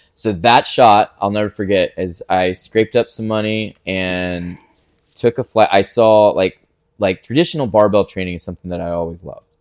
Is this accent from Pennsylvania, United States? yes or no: no; Ponte Vedra Beach, Florida, United States; I was born in Pontevedra, Palm Valley area. We kind of bounced around that area